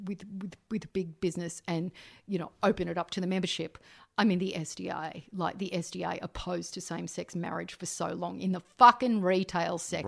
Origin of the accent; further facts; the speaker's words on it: Canberra, Australian Capital Territory, Australia; I grew up in Canberra